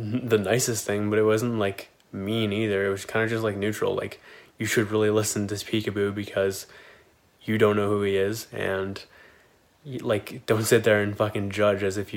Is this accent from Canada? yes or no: yes; Kitchener, Ontario, Canada; Kitchener, which is my hometown